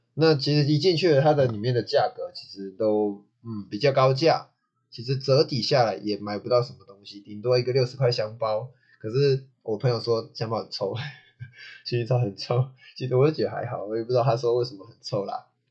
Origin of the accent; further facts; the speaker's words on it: Taichung, Taiwan; 我台中人啊